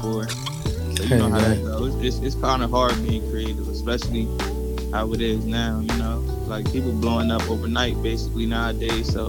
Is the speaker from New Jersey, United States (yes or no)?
yes; Trenton, New Jersey, United States; I'm from Trenton, New Jersey